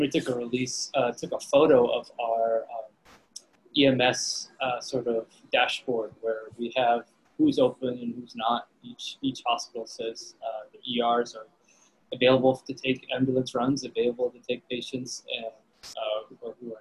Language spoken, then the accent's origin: English; Hawaii, United States; being Irish and growing up in Hawaii